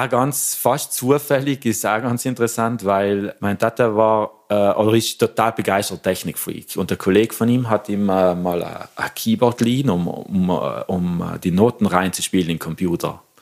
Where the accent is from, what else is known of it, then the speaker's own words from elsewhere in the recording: Lengmoos, Trentino-Alto Adige, Italy; das war ein Konzert in der Kommende Lengmoos, also da, wo ich herkomme.